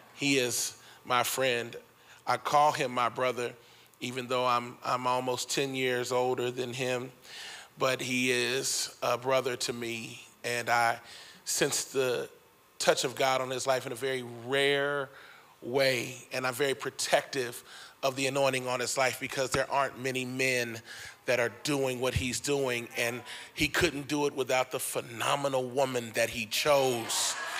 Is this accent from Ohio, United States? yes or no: yes; Cincinnati, Ohio, United States; I grew up in Cincinnati, Ohio.